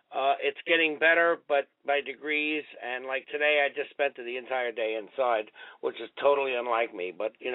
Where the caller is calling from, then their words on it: New York, United States; I'm calling from New York in Rockland County. … you know me as … on Twitter.